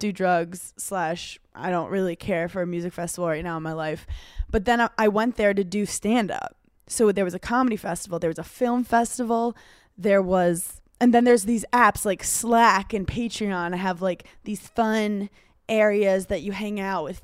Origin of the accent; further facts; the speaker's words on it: New York, United States; I'm from New York. As in, like, we're taught don't bother celebrities